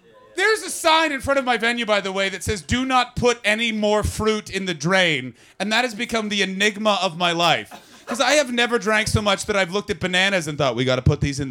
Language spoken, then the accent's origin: English; Canada; I'm a Canadian